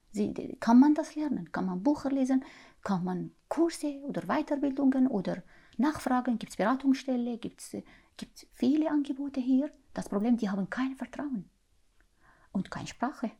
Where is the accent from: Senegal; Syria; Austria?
Syria; German is a second language; moved away as an adult; now in Glattbrugg, Switzerland; ich komme aus Syrien